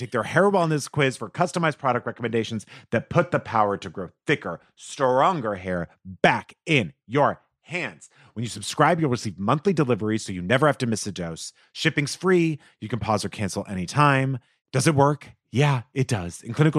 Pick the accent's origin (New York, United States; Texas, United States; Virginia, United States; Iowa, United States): Texas, United States; Insurance. Because yeah. I'm from Texas. That's right.